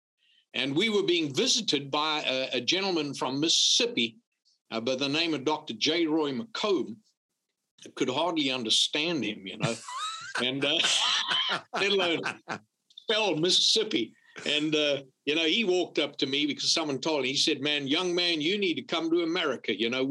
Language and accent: English; Zululand, KwaZulu-Natal, South Africa; moved away as an adult; also born or lived in Louisiana; now in South Carolina, United States; I was born in South Africa, actually in Zululand on the Upper East Coast, and grew up in a wonderful family